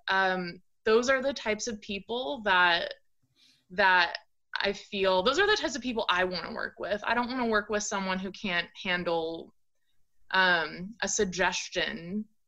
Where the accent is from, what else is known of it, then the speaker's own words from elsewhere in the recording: Orange County, California, United States; moved away as an adult; also born or lived in Portland, Oregon; now in Eugene, United States; I grew up in Orange County, California.